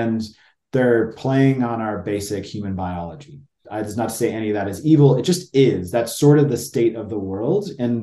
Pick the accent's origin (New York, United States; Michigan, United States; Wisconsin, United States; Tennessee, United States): Michigan, United States; Detroit; now in Denver, United States; I grew up just outside Detroit in Michigan, good Midwestern guy